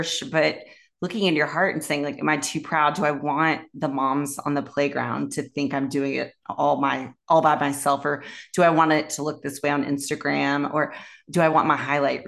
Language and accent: English; Raleigh, North Carolina, United States; I grew up in Raleigh, North Carolina, in the South